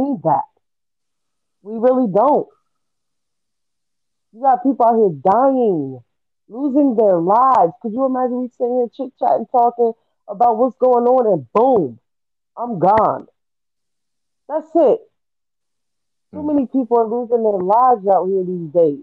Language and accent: English; United States; we as American people